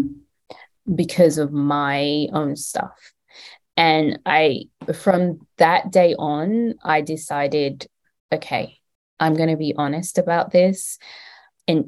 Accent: London, United Kingdom; moved away as an adult; now in United States; I am from London

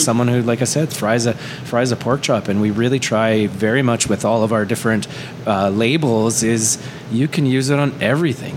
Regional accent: Canada; we're Canadian and we're local

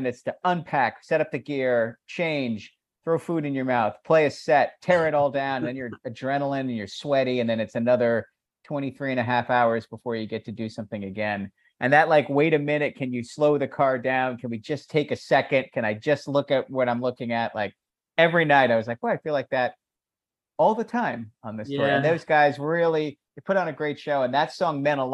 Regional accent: Annapolis, Maryland, United States; in Annapolis, Maryland

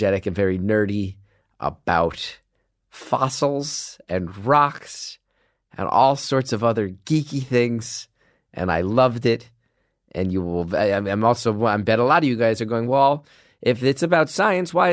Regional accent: New Jersey, United States; I'm an idiot from New Jersey

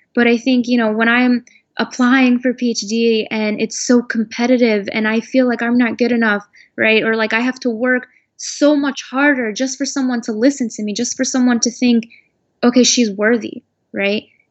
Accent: United States; I was born and raised in America. The only home I know is America.

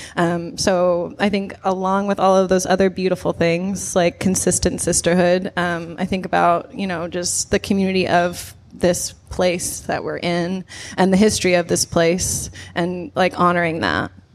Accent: Nebraska, United States; I grew up in Nebraska

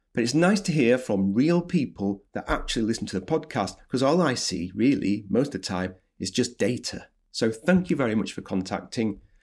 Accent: the north of England, United Kingdom; I'm Northern English

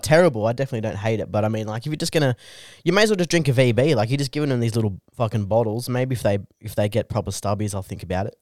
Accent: Bungendore, New South Wales, Australia; I grew up in Bungandore, which is just rampant alcoholism and problem gambling.

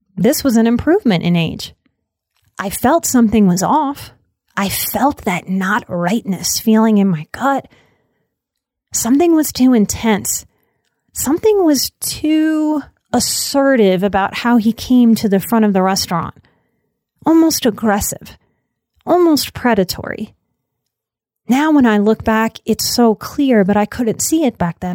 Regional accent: New Orleans, Louisiana, United States; I am from New Orleans.

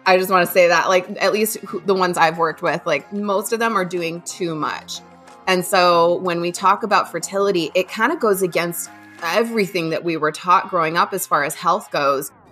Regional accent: Midwest, United States; also born or lived in Indiana / Ohio; I'm born and raised in the Midwest

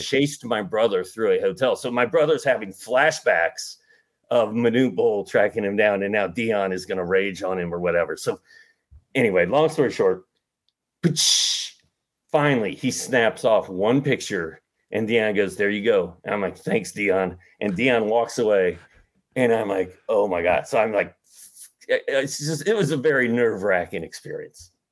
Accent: Indianapolis, Indiana, United States; moved away; I grew up in Indianapolis

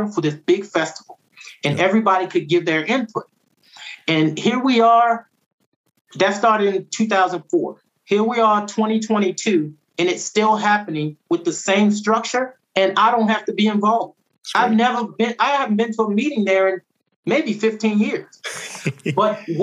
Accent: Baltimore, Maryland, United States; moved away as an adult; now in Medellin, Colombia; I'm from Baltimore.

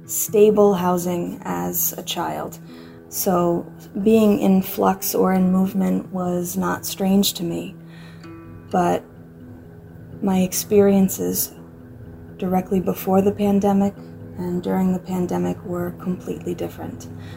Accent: New York, United States; I'm undeniable. I was born here. So you can't tell me I'm not a New Yorker, but now you have to tell me where I can sleep.

